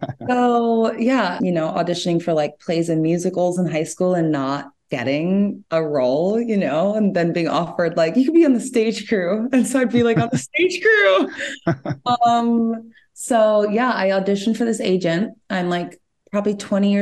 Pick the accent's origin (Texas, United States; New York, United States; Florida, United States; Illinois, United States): New York, United States; Montgomery; also born or lived in Bronx, New York; And then we moved upstate to a very small, very rural town called Montgomery, New York, population like 4,000 people. And so that's where I did like middle school and high school